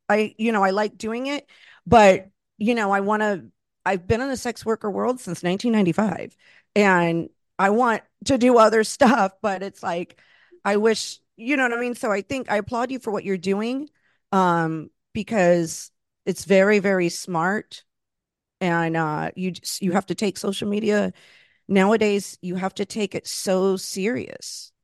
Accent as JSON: {"language": "English", "region": "Florida", "country": "United States", "tie": "born or raised there", "also_born_or_lived": "Los Angeles", "moved": "as an adult", "lives_now": "New York, United States", "said": "I grew up in Florida, and I'm, you know, Latina, I'm Puerto Rican, I'm Cuban"}